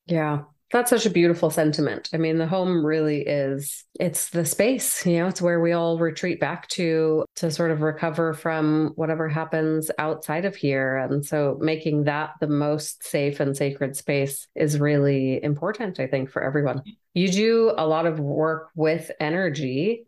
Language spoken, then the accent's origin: English; California, United States; my brothers and i were all born here in california